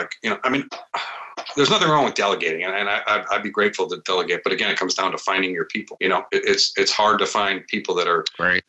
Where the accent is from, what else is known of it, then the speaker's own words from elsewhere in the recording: Midwest, United States; But I'm from the Midwest and you help out.